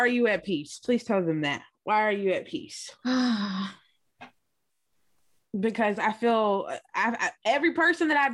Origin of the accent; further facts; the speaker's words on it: Lubbock, Texas, United States; now in Austin, United States; I'm from Lubbock, Texas, but I've been in Austin since 2009.